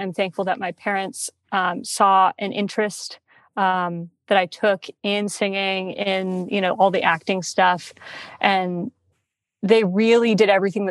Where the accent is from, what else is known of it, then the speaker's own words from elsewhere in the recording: San Diego, California, United States; now in Los Angeles, United States; being from San Diego and how I rep San Diego so hard. I'm a SoCal girl. I grew up 10 minutes from the beach.